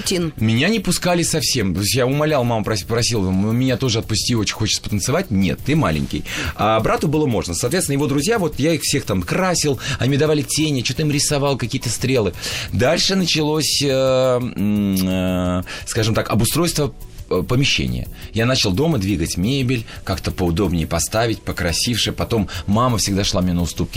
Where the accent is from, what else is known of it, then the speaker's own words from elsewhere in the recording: Baku, Azerbaijan; moved away; я родился в Баку